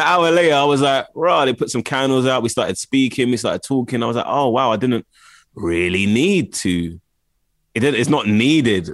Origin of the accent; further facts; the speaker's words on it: London, United Kingdom; also born or lived in Los Angeles; I grew up in Camden Town, well, Camden